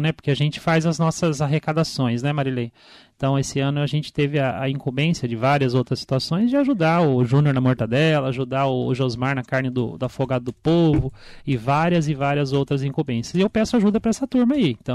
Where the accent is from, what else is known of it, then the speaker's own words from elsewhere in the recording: Biritibo Sul, Brazil; Eu sou de Biritibo Sul, nascido e criado em Biritibo Sul.